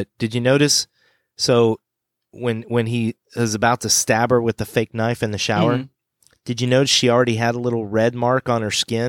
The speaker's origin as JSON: {"language": "English", "town": "Pensacola", "region": "Florida", "country": "United States", "tie": "born or raised there", "said": "when I was growing up in Pensacola, Florida, we had the Pensacola Interstate Fair. I think they still"}